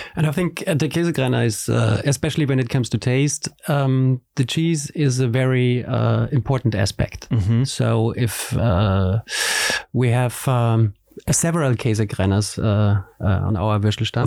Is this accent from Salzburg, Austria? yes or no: yes; Salzburg, Austria; English is a second language; now in Vienna, Austria; we are both from Salzburg